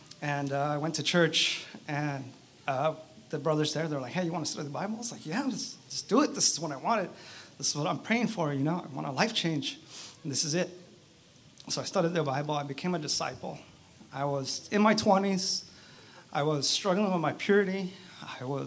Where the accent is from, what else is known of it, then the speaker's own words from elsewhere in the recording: Riverside, California, United States; also born or lived in East Los Angeles, California; After my dad saved enough money to buy a house, we moved out to Riverside. And I went to public school out there